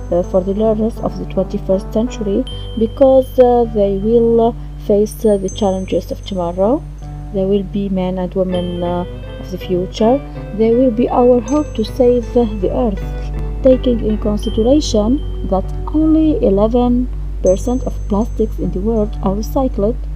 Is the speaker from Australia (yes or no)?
no; Tunisia; I am an ESL teacher from Tunisia. I am teaching young learners in uh, the primary school of Abdelmajid Mushamawi in Gabes, uh, south of Tunisia.